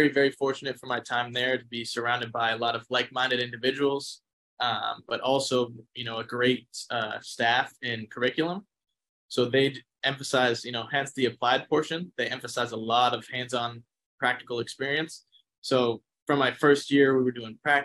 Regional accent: Massachusetts, United States; moved away as an adult; now in Arizona, United States; I'm originally from Massachusetts. Made my way out here to Arizona State for my grad assistant position

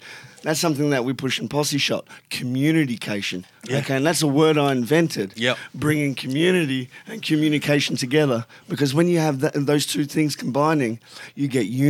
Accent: Melbourne, Victoria, Australia; I said, I'm {S1} you {S2} from Melbourne, leave me alone.

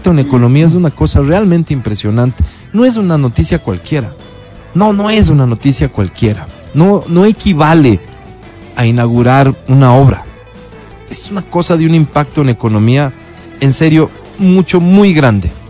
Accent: Sangolquí, Pichincha, Ecuador

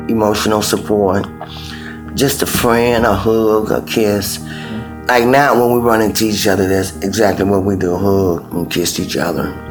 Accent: Chicago, Illinois, United States; I live in Chicago, Illinois south side of Chicago now. I'm from Henry Horner Homes. I moved in Henry Horner Homes in 1964

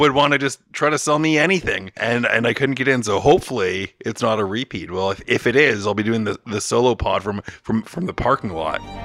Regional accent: Toronto, Ontario, Canada; We're in Toronto, my hometown

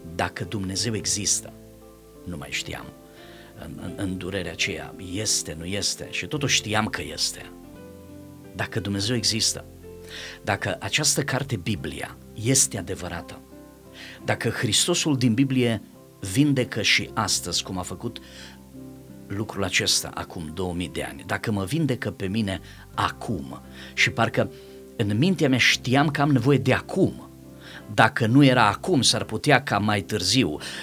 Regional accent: Timișoara, Timiș County, Romania; eu sunt de la Timișoara

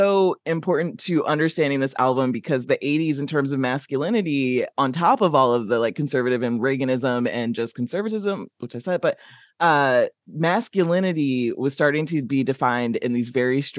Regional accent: Midwest, United States; I'm from the Midwest

